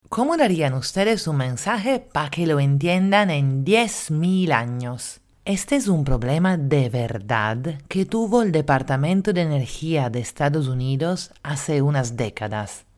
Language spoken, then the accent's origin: Spanish; Italy; now in Lima, Peru; italiana en Lima